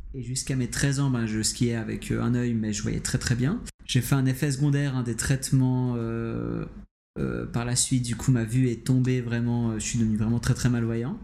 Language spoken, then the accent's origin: French; Geneva, Switzerland; je suis de Genève